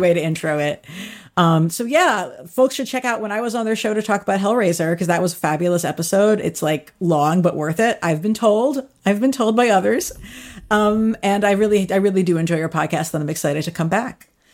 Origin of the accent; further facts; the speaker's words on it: United States; now in New York City, United States; I'm from right outside D C, and I sort of grew up going to the city all the time